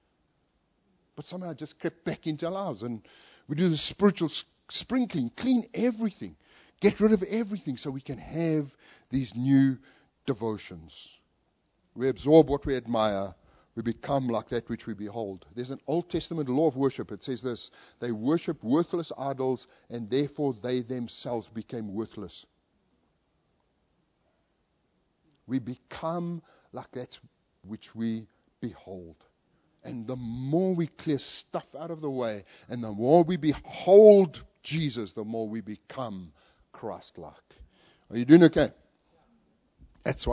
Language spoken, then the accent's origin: English; South Africa; moved away as an adult; also born or lived in Zambia / California; now in Colorado, United States; I lived in a part of South Africa that was very hot